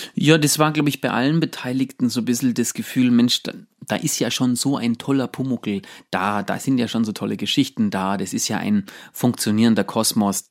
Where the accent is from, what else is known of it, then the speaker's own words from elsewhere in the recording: Allgäu, Bavaria, Germany; bei uns äh, im, im, Allgäu in diesem kleinen Dorf, wo ich aufgewachsen bin